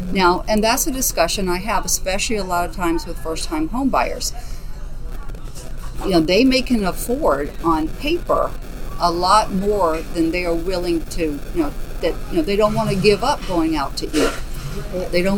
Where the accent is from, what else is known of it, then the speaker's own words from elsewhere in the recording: Alabama, United States; also born or lived in Southwest Florida; now in Naples, United States; I am originally from Alabama. I have been in Southwest Florida since 1981